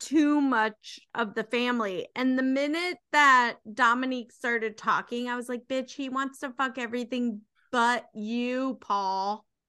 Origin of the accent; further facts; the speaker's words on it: United States; We're American